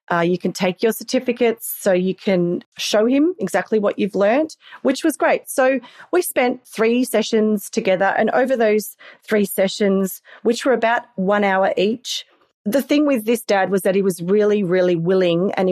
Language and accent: English; Australia; accent: Australian; I think I sound very very Australian, but to somebody who hasn't really heard the uh, accent, then it may sound English.